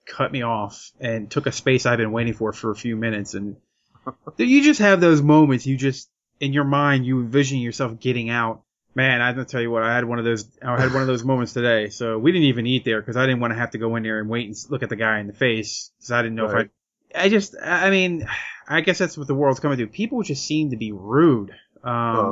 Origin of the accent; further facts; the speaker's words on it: Lancaster County, Pennsylvania, United States; moved away; I come from the Lancaster County area in Pennsylvania